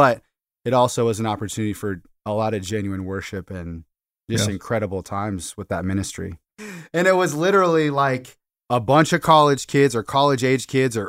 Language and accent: English; outside Seattle, Washington, United States; I grew up outside Seattle.